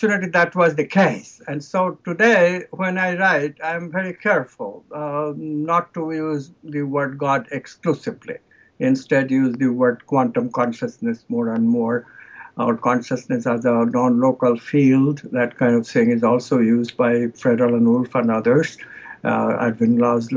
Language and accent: English; India; I come from India